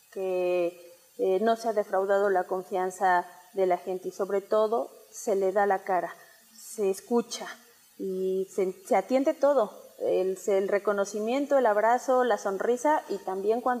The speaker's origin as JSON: {"language": "Spanish", "country": "Mexico", "said": "Hay que apostarle a recuperar esa hermandad que debemos de tener como mexicanas y mexicanos."}